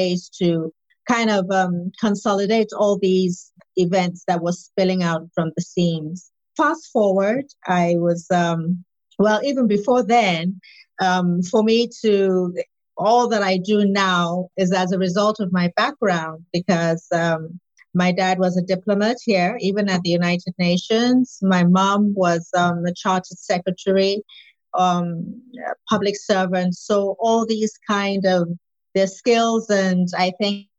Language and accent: English; Nigeria; I'm Nigerian, West African